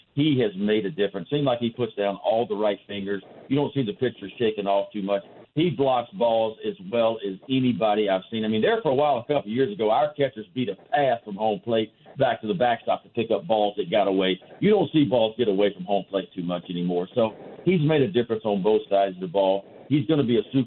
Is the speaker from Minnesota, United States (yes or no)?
no; Baton Rouge, Louisiana, United States; moved away as an adult; also born or lived in Baltimore; I come from Baton Rouge, Louisiana, where it's hot and humid every day. And I felt like when I got here years ago as a 21-year-old that, my gosh, I never left home